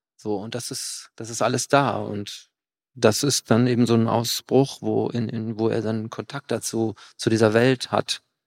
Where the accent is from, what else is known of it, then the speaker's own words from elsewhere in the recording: Cologne, North Rhine-Westphalia, Germany; aus Köln, wo ich herkomme